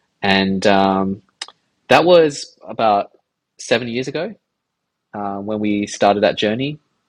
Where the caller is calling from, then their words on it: Sydney, New South Wales, Australia; also born or lived in London; We're calling from Sydney. I actually live pretty close, like on the city fringes